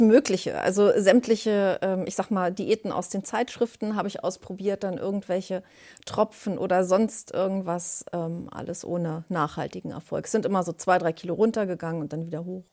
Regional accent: Berlin, Germany; ich bin 56 Jahre alt, komme aus Berlin

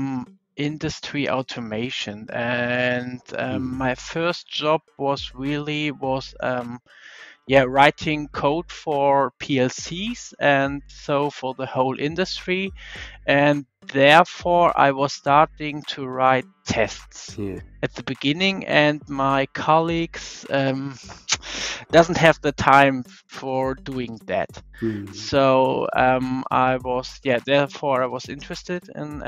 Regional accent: Germany; I'm from Germany

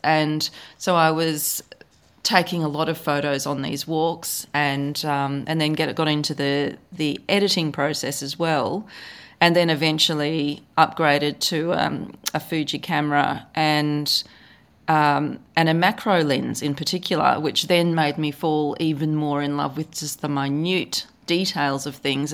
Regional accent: Australia; accent: Australian; I live in Australia, as you can probably tell from my accent

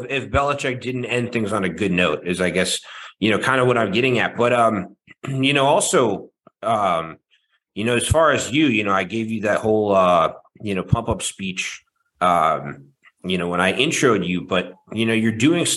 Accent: Baltimore, Maryland, United States; moved away as an adult; now in Boston, United States; I grew up in Baltimore, Maryland, and then I went to college in the Boston area. And that was when I started doing these different sports broadcasting internships. And I never left Boston after I graduated.

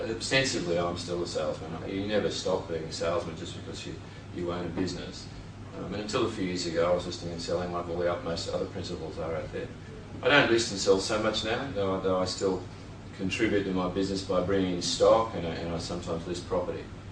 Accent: Sydney, New South Wales, Australia; moved away as an adult; now in Byron Bay, Australia; I grew up in the Shire, I'm a Shire boy.

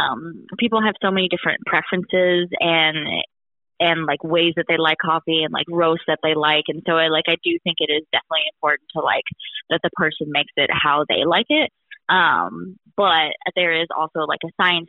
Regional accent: Wisconsin, United States; I grew up in Wisconsin

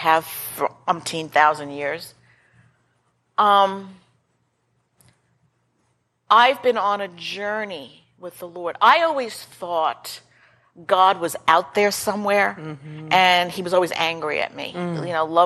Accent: New York, United States; I'm from New York

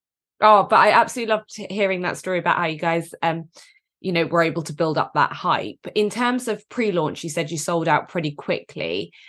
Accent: Devon, South West England, United Kingdom; moved away as an adult; also born or lived in London; I come from Devon, where everyone says, good morning, how are you? How are you doing?

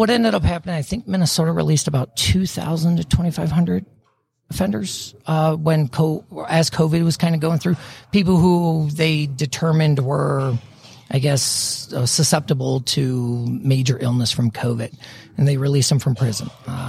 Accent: Nuremberg, Bavaria, Germany; born there; also born or lived in Louisiana / Colorado; So actually, I was born in Germany, Nuremberg, Germany. My dad's military.

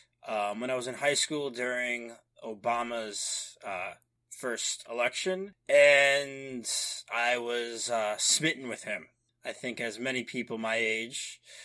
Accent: New York, United States; I'm from New York.

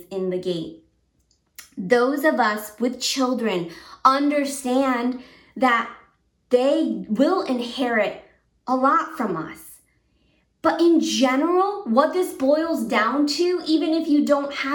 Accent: Japan; also born or lived in Connecticut; now in United States; Growing up in Japan, where it was more of an Eastern culture

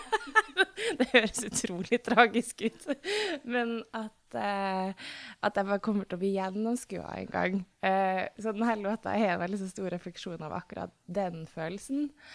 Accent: Tromsø, Troms, Norway; moved away; fordi jeg er fra Tromsø

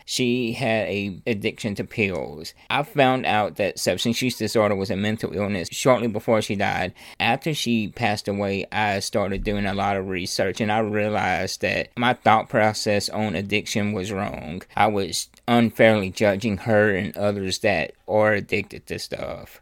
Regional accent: Louisiana, United States; I'm from Louisiana

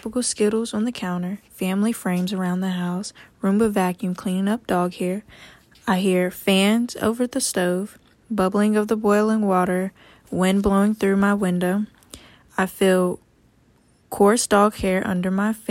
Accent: Beaufort, North Carolina, United States; I come from Beaufort, North Carolina. I come from a very, very, very long family history here

